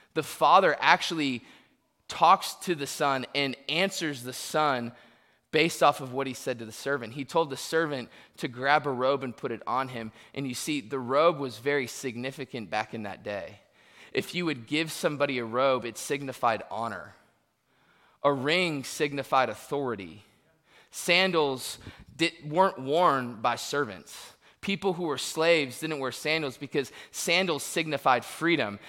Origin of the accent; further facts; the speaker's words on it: Tampa, Florida, United States; now in Searcy, United States; I was born in Tampa, and now I live in Searcy, Arkansas.